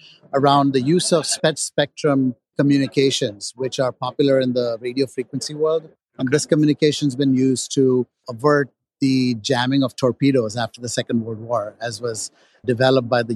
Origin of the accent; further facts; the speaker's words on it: Edinburgh, Scotland, United Kingdom; I was born in Edinburgh.